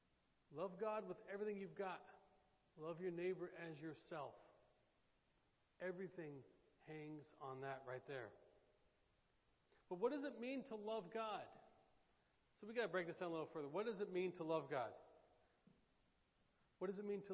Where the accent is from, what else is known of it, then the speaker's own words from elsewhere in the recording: Oklahoma, United States; now in Daytona Beach, United States; I'm from Oklahoma.